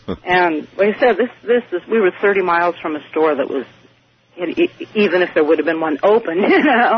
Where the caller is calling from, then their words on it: California, United States; I'm calling from Northern California.